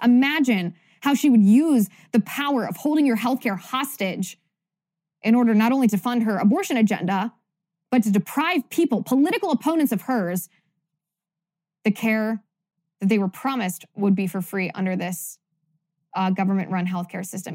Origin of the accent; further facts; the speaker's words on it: Cincinnati, Ohio, United States; I grew up in Cincinnati